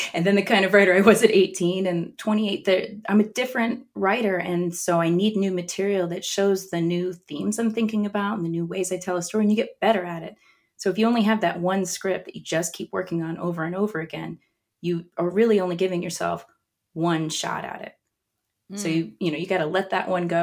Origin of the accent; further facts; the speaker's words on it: Austin, Texas, United States; moved away as an adult; now in Los Angeles, United States; I'm also from Austin